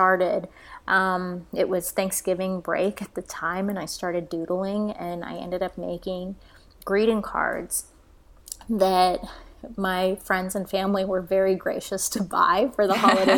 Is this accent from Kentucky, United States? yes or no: no; Florida, United States; moved away as an adult; now in Tulsa, United States; I'm originally from Florida